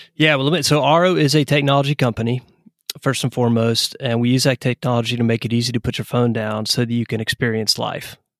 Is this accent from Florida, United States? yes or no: no; East Tennessee, United States; moved away as an adult; also born or lived in Atlanta, Georgia; now in Knoxville, United States; I'm originally from Tennessee